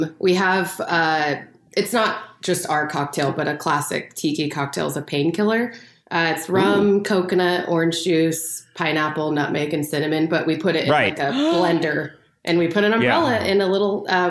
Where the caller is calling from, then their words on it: Seattle, Washington, United States; I'm in Seattle right now.